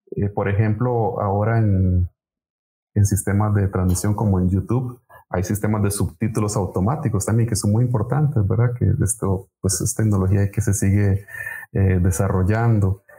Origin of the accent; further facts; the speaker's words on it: Costa Rica; aquí en nuestro país